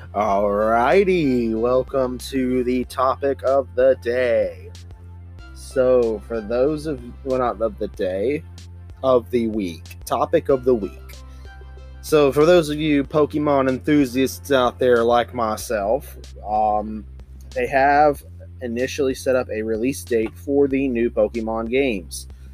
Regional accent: Gulfport, Mississippi, United States; I grew up in Gulfport at the time, and that was on the southwestern end of Mississippi.

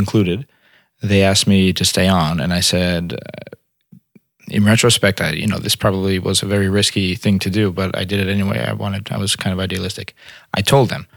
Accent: New York City, New York, United States; also born or lived in Brooklyn / Harlem / Montreal; I'm from New York. I was born in Brooklyn, raised in Staten Island, went to high school in Harlem. I'm a New York kid.

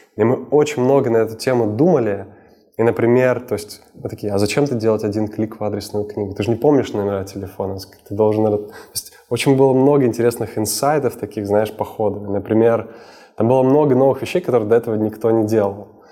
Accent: Sakhalin Oblast, Russia; moved away as an adult; now in Moscow, Russia; Я родился на Сахалине.

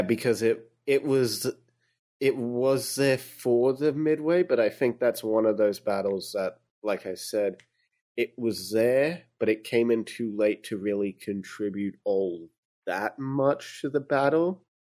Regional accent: Australia; I'm Australian.

